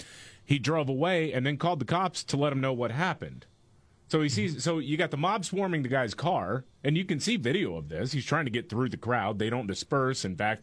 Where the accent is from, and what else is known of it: Texas, United States; born or raised there